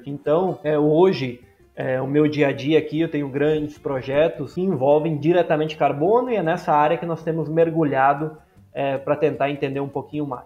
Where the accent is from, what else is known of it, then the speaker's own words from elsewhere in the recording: Erechim, Rio Grande do Sul, Brazil; eu sou natural de Erechim, eu fiz a minha formação básica na região, né?